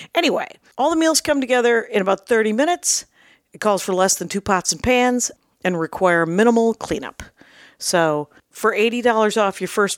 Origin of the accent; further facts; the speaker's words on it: South Milwaukee, Wisconsin, United States; I grew up in South Milwaukee, Wisconsin.